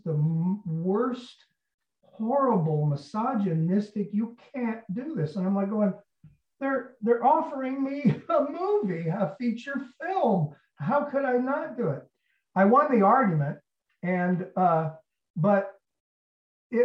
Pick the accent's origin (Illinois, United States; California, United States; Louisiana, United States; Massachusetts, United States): California, United States; Lompoc; moved away as an adult; also born or lived in New York; being born and raised in Lompoc, California